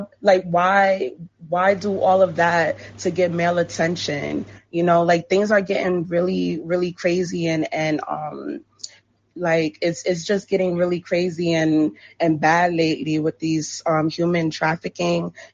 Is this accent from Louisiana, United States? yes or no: no; New York, United States; I'm from New York